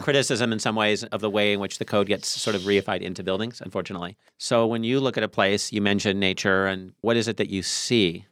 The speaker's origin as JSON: {"language": "English", "town": "Tacoma", "region": "Washington", "country": "United States", "tie": "born or raised there", "said": "when I was a kid growing up in Tacoma"}